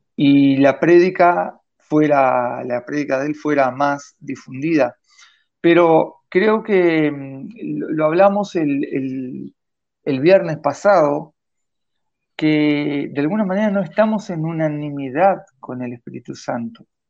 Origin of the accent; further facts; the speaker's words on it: Vichadero, Rivera, Uruguay; now in Montevideo, Uruguay; mi pueblo en Bichadero